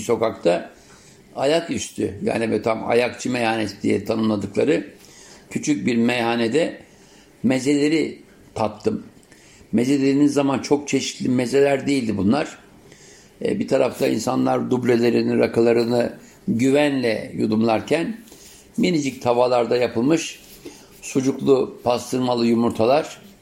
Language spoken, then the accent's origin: Turkish; Istanbul, Turkey; İstanbul'a ilk geldiğim yıllarda 7'li 8'li yaşlarımdayken